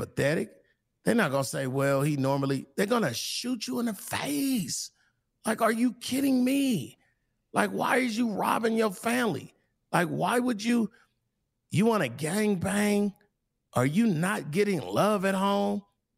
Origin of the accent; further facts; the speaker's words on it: California, United States; I'm from Cali.